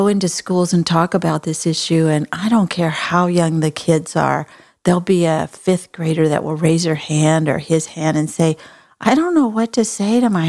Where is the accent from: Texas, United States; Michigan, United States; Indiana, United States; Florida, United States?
Texas, United States; I'm from Texas